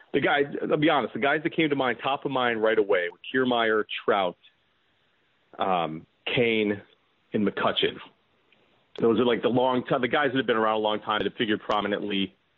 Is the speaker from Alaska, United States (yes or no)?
no; Tinley Park, Illinois, United States; now in Northbrook, United States; I'm originally from Tinley Park